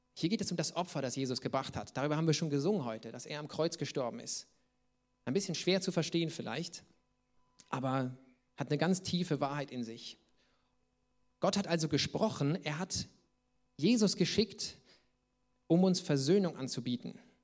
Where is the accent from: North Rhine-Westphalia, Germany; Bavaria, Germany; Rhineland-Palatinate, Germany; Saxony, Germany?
Saxony, Germany; wo ich herkomme, sagt man Dicksch, das ist äh, sächsisch